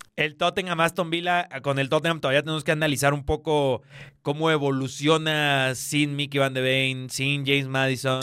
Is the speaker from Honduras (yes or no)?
yes; Honduras; Yo, soy hondureño, ¿eh? Yo, yo, soy hondureño